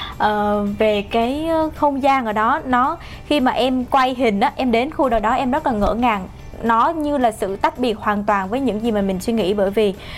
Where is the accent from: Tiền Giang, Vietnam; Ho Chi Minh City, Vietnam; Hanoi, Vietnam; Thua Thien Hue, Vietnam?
Ho Chi Minh City, Vietnam; mình là một người Sài Gòn